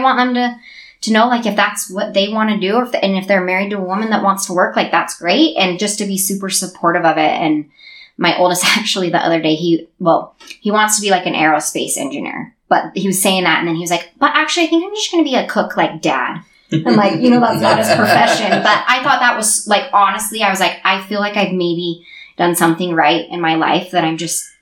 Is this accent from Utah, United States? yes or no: yes; Sandy, Utah, United States; I grew up in Sandy